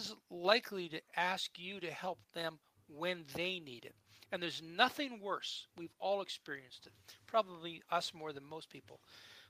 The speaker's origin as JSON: {"language": "English", "country": "United States", "tie": "born or raised there", "moved": "yes", "said": "growing up in the States"}